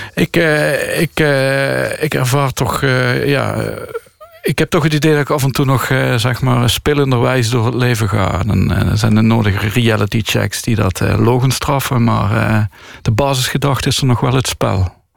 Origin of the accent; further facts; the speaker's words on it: Landgraaf, Limburg, Netherlands; now in Tilburg, Netherlands; Ik groeide op in Landgraaf